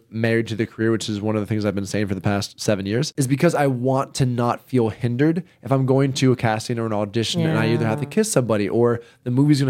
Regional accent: the South, United States; I grew up in the South.

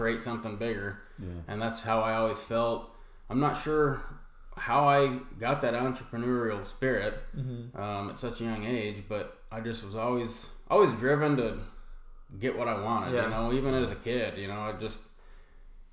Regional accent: Gilbert, Arizona, United States; also born or lived in Safford, Arizona; I grew up in Gilbert for most of my life. Moved there when I was about 10. Was in Safford before that.

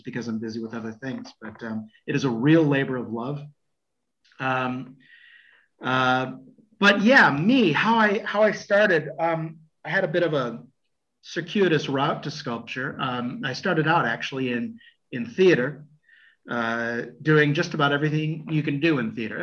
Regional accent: United States; moved away as an adult; now in Florence, Italy; I'm an American

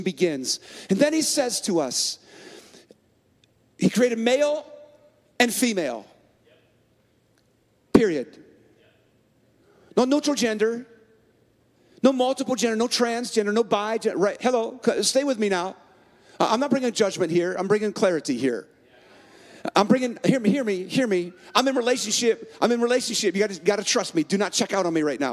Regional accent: San Francisco, California, United States; now in Minneapolis, United States; I was born in San Francisco and I live in Minneapolis

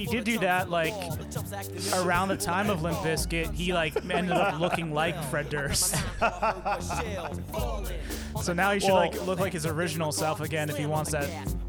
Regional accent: United Kingdom; Yes, because I am British.

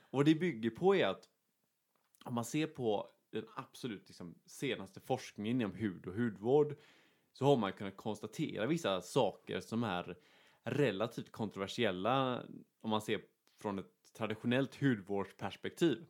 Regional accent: Sweden; vi är två svenskar

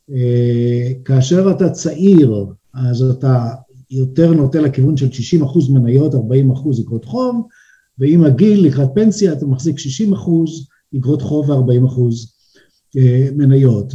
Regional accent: Israel; now in Switzerland; וגם אני ישראלי שהגיע פה והתחיל להתגלגל, אה, בין הבנקים

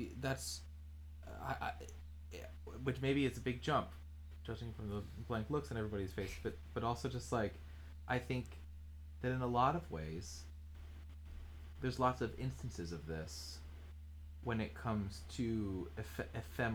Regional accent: United States; I grew up near New York

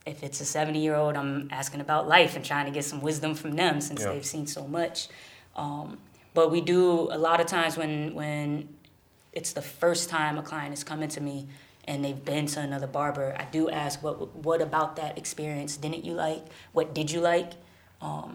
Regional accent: Springfield, Massachusetts, United States; moved away as an adult; now in New York, United States; When I was growing up in Springfield, I was the only gay person I knew.

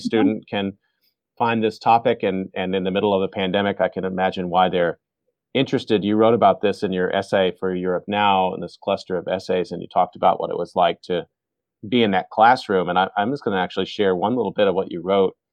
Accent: Texas, United States; born and raised in Texas.

